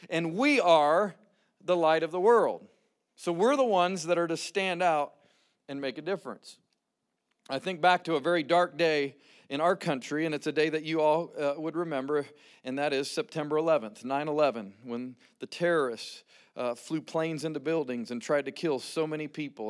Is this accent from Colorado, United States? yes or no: yes; Rocky Mountains of Colorado, United States; moved away as an adult; originally born and raised in the Rocky Mountains of Colorado